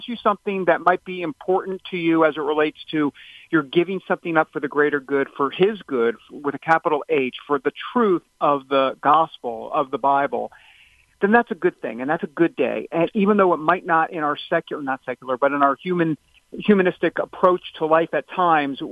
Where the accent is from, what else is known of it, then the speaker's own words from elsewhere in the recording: New York, United States; I'm from New York.